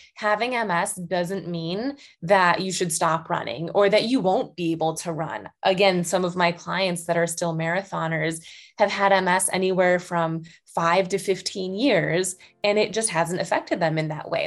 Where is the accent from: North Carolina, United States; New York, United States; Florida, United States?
New York, United States; Buffalo; moved away as an adult; also born or lived in Boston, Massachusetts; recently, right before COVID, actually, moved back to my hometown near Buffalo